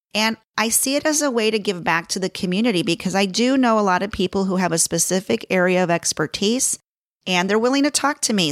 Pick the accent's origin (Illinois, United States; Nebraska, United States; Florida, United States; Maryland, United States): Illinois, United States; Chicago; accent: Chicago; moved away as an adult; now in Los Angeles, United States; My accent is, is a Chicago accent. I was born and raised in Chicago.